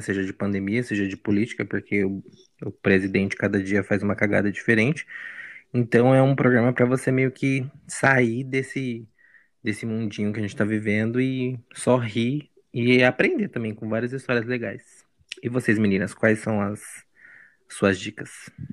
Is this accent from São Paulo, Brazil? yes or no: yes; Arujá, São Paulo, Brazil; moved away as an adult; now in Mogi das Cruzes, Brazil; eu morei minha vida inteira em Arujá